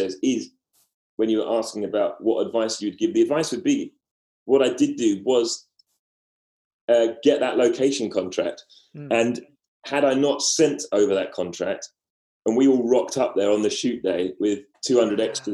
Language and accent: English; London, United Kingdom; accent: Cockney; I don't know if my accent's Cockney, but it's certainly not Scottish